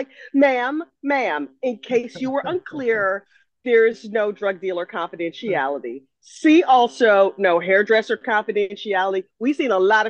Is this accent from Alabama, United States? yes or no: no; Indiana, United States; also born or lived in Bergen County, New Jersey; now in New Jersey, United States; I'm originally from Indiana. Right now, I live in North Jersey, Bergen County.